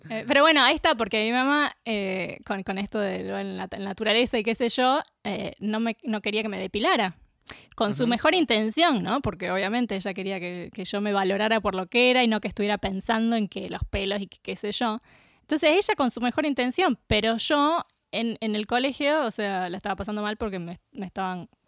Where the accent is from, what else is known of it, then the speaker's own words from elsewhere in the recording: Córdoba, Argentina; vivíamos en un lugar de Córdoba y nos mudamos a Capilla del Monte.